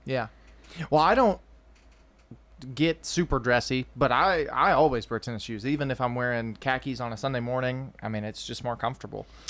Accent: Lascassas, Tennessee, United States; I was raised in Leanna, so it's not like I was raised in you know in the city side of Murfreesboro

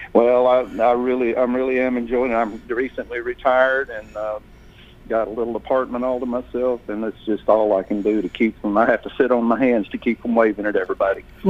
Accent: Albany, Texas, United States; moved away as an adult; also born or lived in Nashville, Tennessee; now in Murfreesboro, United States; I was born and raised in a small town in Texas, and uh, the nearest town, to the big town, was Abilene, and uh, my hometown was Albany

